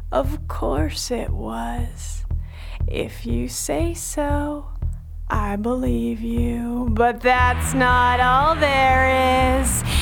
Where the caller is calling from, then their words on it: Kelso, Washington, United States; Kelso, Washington.